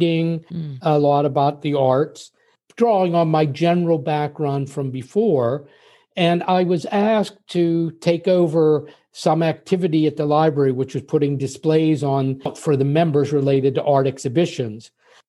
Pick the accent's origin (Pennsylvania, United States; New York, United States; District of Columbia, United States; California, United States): Pennsylvania, United States; now in Paris, France; because I grew up in Pennsylvania, but all of my only one of the five children my parents had stayed in Pittsburgh.